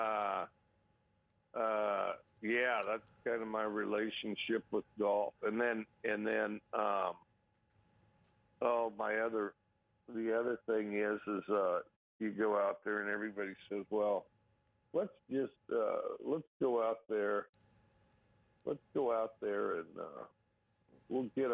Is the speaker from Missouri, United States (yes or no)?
no; Wyoming, United States; now in Pullman, United States; I grew up in Wyoming